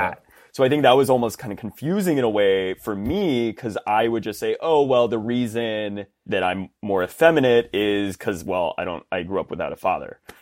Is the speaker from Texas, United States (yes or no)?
yes; Round Rock, Texas, United States; I grew up in, in central Texas in a little town called Round Rock, which is right outside of Austin